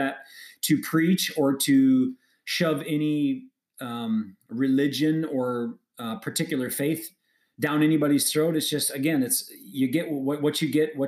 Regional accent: Wisconsin, United States; moved away as an adult; now in Phoenix, United States; I live in Phoenix, Arizona, born and raised in Great Wisconsin. So I'm a Midwestern guy. I lived there for 38 years

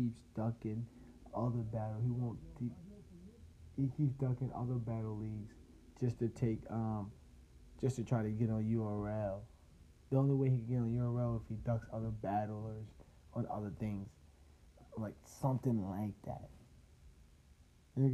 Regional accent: New Jersey, United States; I'm from Jersey.

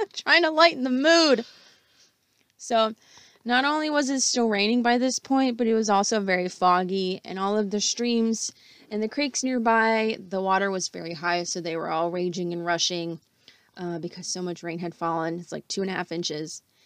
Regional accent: Durham, North Carolina, United States

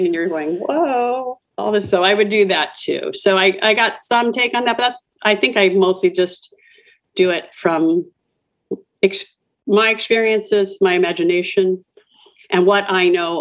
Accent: Los Angeles, California, United States; I grew up near Hollywood. I grew up in a town called Atwater

